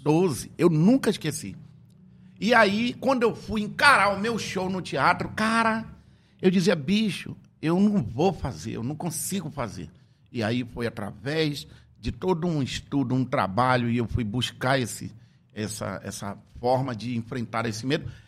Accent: Tefé, Amazonas, Brazil; quando eu era criança, lá em Tefé, na minha querida cidade

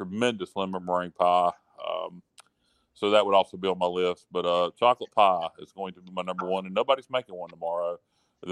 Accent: Northeastern North Carolina, United States; We're from Northeastern North Carolina

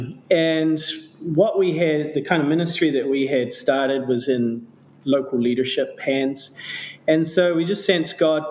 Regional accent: New Zealand; moved away as an adult; also born or lived in Canada; now in Cambodia; My parents were immigrants to Canada, where I was born. But then I grew up in New Zealand

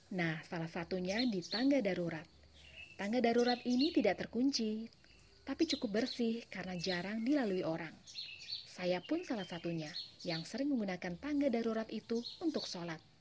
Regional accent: Java, Indonesia; saya orang Jawa

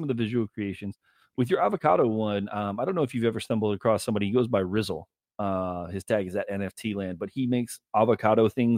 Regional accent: Denver, Colorado, United States; So I grew up in Denver

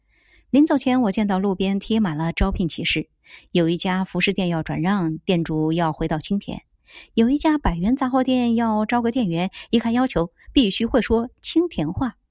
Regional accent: China; 有我们中国人爱吃的海鲜，

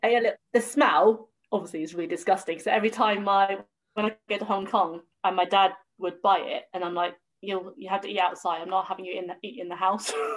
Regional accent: Southampton, South East England, United Kingdom; born or raised there; also born or lived in Bristol

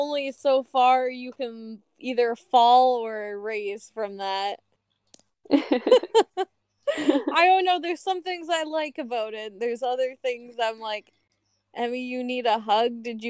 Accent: Ontario, Canada; I'm from Ontario

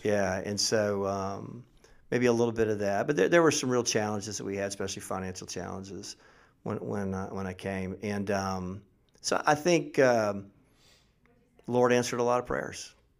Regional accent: Mount Dora, Florida, United States; also born or lived in Middle Tennessee; now in Tennessee, United States; I grew up in Mount Dore

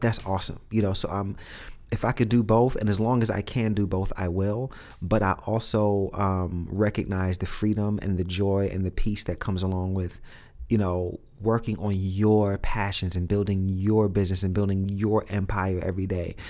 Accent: New York City, New York, United States; growing up in Brooklyn, growing up in Red Hook in the hood

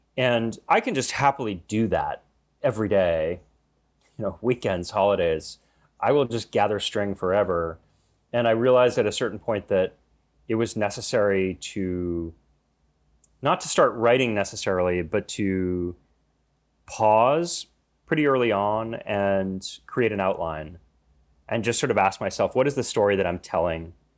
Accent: United States; being an American, even an American with an Irish name

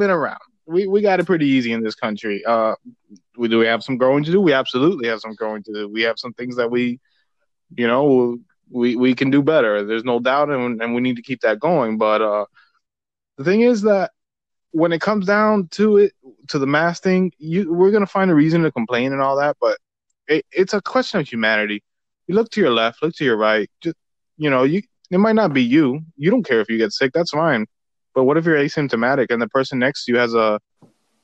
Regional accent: United States; we're both Americans. We're both born here

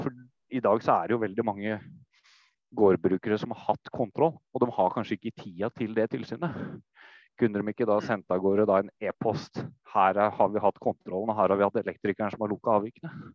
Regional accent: Oslo, Norway; moved away as an adult; now in Folldal, Norway; Jeg kommer fra Oslo. Bygutt. Oslo øst.

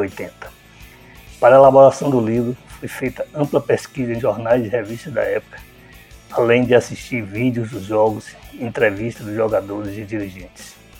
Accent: Vitória da Conquista, Bahia, Brazil; also born or lived in Salvador, Brazil; Sou baiano de conquista

